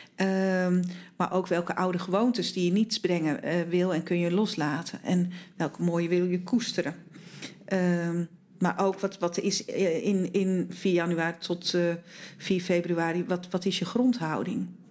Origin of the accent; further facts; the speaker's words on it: Zeeland, Netherlands; moved away; verhuisden wij naar Zeeland, waar wij, mijn man en ik vandaan komen.